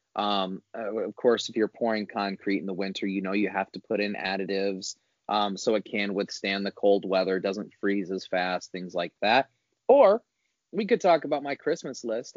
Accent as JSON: {"language": "English", "region": "Northwest Indiana", "country": "United States", "tie": "born or raised there", "said": "growing up in Indiana, Northwest Indiana"}